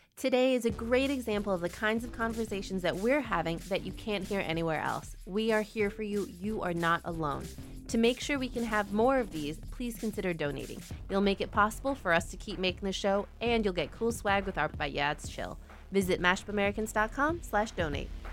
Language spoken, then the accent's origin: English; Illinois, United States; I grew up in Illinois